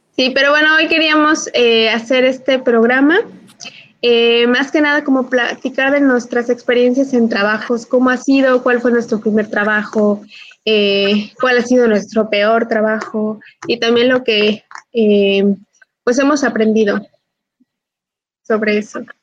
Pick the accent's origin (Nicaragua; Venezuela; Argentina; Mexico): Mexico; Cortazar, Guanajuato; moved away; yo vengo de un, de un eh, pueblito, ya les he contado que vengo de Cortazar